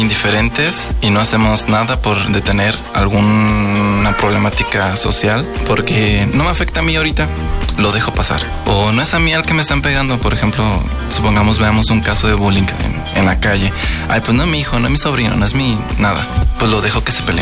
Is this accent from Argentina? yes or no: no; Mexico; como mexicanos